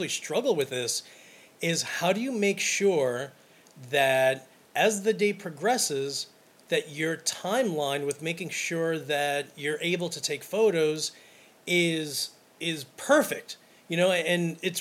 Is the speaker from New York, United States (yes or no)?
yes; Brooklyn, New York, United States; I'm from Brooklyn